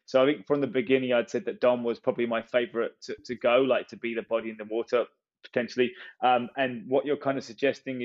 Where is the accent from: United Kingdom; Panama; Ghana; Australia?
United Kingdom; England; as an English person